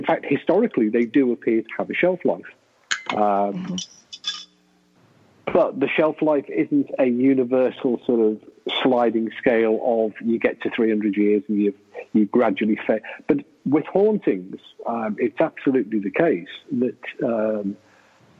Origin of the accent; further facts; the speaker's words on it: England, United Kingdom; I'm English.